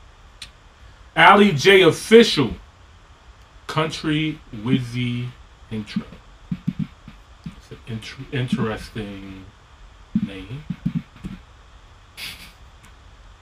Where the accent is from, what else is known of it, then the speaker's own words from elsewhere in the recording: United States; we're super American. We speak like one language